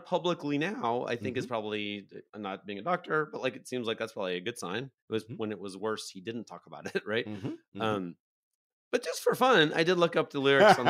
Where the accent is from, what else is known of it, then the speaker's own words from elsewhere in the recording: England, United Kingdom; I'm from England.